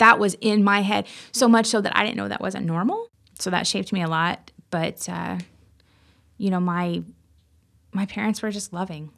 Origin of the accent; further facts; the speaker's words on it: Marion, Indiana, United States; I grew up in Marion, Indiana. Actually, outside Marion, a little town